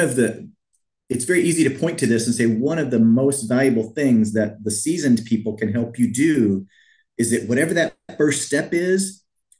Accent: Missouri, United States; moved away as an adult; also born or lived in Wisconsin; I grew up here in Missouri, and you know, five generations of my family came from Missouri

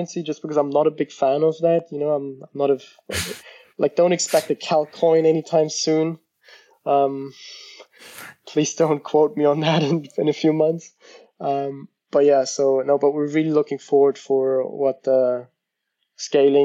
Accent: Germany; moved away as an adult; also born or lived in United States; I'm from Germany, and in our culture

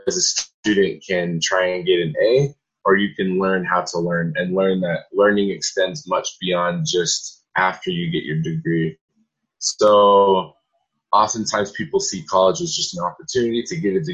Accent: Salt Lake City, Utah, United States; now in Cedar City, United States; I'm from Salt Lake area, so I came down to Cedar City about 4 hours away

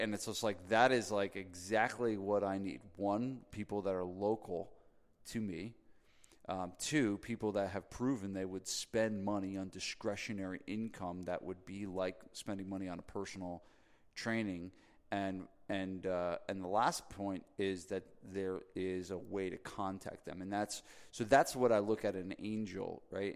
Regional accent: New Jersey, United States; I'm from New Jersey

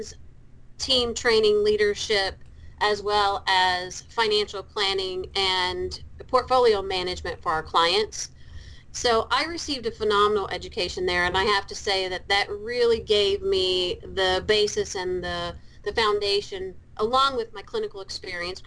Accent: Kentucky, United States; accent: Kentucky; got a background in business in the University of Louisville in Kentucky. You'll hear my accent come out every once in a while.

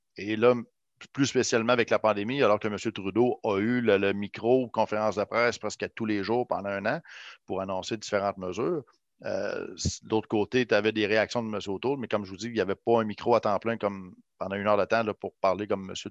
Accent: Quebec City, Quebec, Canada; je connaissais le territoire parce que je viens d'ici

